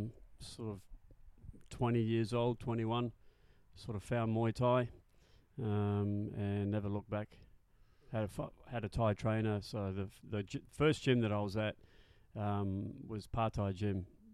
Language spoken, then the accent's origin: English; Auckland, New Zealand; also born or lived in Stirling, Scotland / Wellington, New Zealand / United Kingdom; now in Australia; growing up in South Auckland was quite colourful